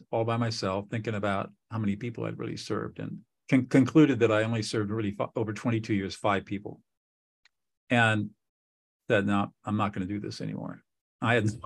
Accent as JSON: {"language": "English", "region": "Southern California", "country": "United States", "tie": "born or raised there", "also_born_or_lived": "New Hampshire", "said": "I grew up in Southern California"}